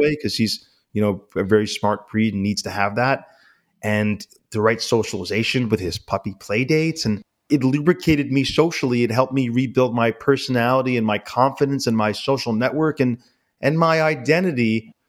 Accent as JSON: {"language": "English", "town": "New York City", "region": "New York", "country": "United States", "tie": "born or raised there", "said": "I grew up in, in New York City"}